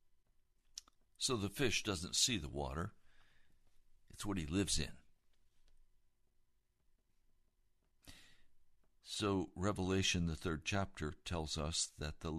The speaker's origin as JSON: {"language": "English", "country": "United States", "also_born_or_lived": "Occoquan River, Virginia"}